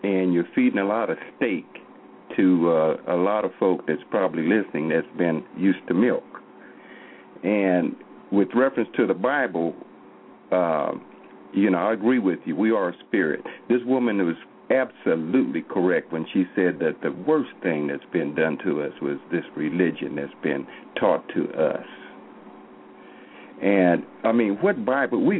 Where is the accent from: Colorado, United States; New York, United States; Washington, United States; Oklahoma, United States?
Oklahoma, United States; I'm from Oklahoma here